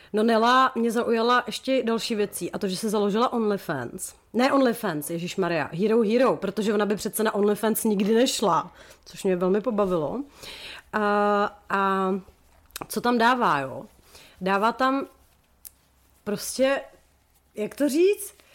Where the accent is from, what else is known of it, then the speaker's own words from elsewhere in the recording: Czechia; z České republiky